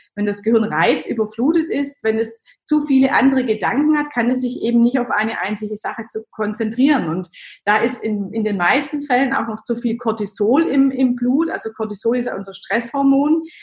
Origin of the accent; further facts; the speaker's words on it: Germany; ich bin so ganz klassisch als Kind im Dorf aufgewachsen